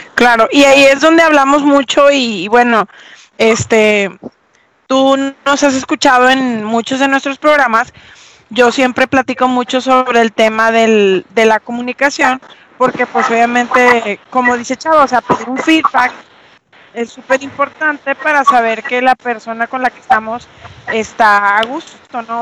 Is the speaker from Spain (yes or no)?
no; Venezuela; moved away as an adult; now in Mexico; yo nací aquí, sin embargo, mi adolescencia la viví en Venezuela